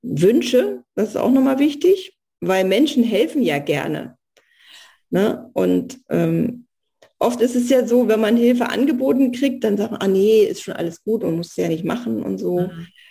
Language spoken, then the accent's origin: German; East Germany, Germany; moved away as an adult; also born or lived in Soviet Union / Berlin / Spessart; ich bin im Osten groß geworden